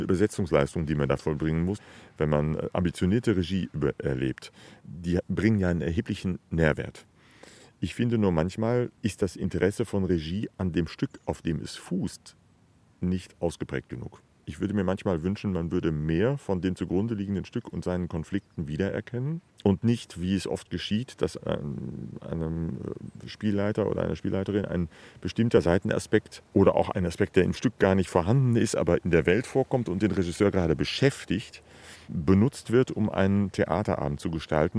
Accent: the West, West Germany, Germany; moved away as an adult; now in Dresden, Germany; dass ich im Westen sozialisiert bin

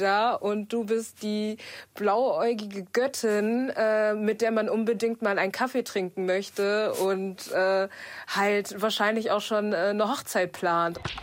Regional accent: Ruhr area, North Rhine-Westphalia, Germany; ich komme aus dem Ruhrgebiet

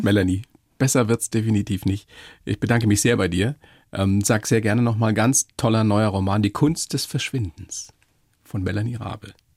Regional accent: Bavaria, Germany; hier bei uns in Bayern

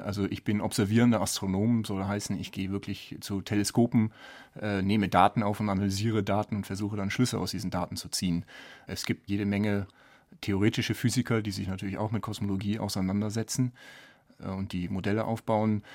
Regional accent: Düsseldorf, North Rhine-Westphalia, Germany; moved away as an adult; also born or lived in Bonn / Sydney, Australia / St Andrews, Scotland / Edinburgh, Scotland; now in Garching, Germany; Ich komme ursprünglich aus Düsseldorf

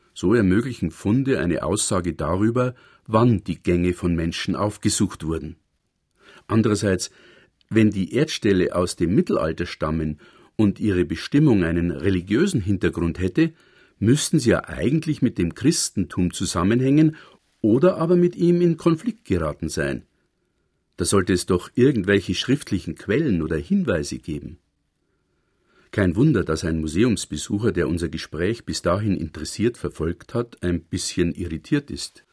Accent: Wald, Bavaria, Germany; nah bei meinem Heimatdorf Wald zwischen Regensburg und Cham

